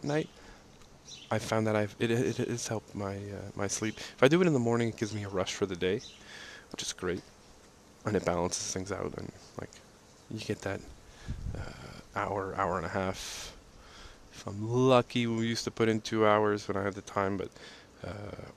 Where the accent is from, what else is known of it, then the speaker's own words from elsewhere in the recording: Montreal, Quebec, Canada; like being from Montreal, the East Coast